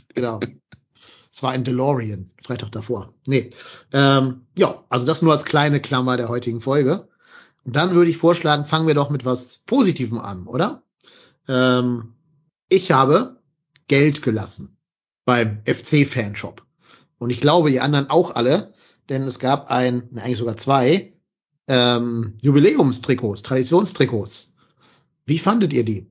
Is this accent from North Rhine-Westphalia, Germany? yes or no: no; Hamburg, Germany; zurück in meine Heimat nach Hamburg